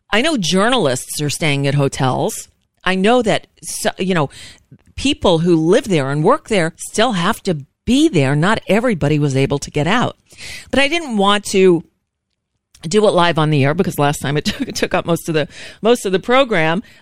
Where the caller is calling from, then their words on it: United States; I'm calling from the United States, and I'm just calling to check in and see if you're okay.